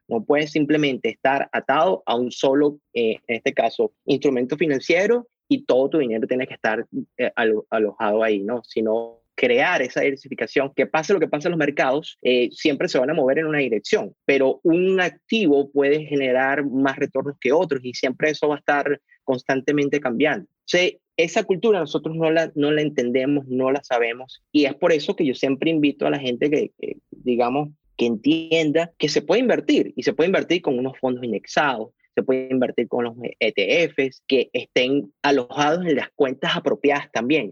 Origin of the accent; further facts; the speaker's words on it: Caracas, Capital District, Venezuela; moved away as an adult; now in United States; yo soy caraqueño, venezolano, eh, tengo aquí en Estados Unidos ya 10 años